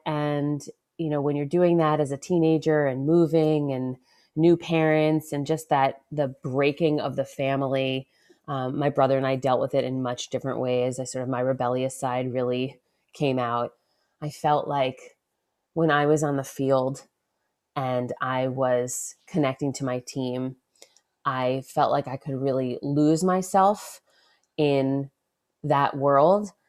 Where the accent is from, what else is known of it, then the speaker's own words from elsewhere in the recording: Westchester, New York, United States; first in Westchester, New York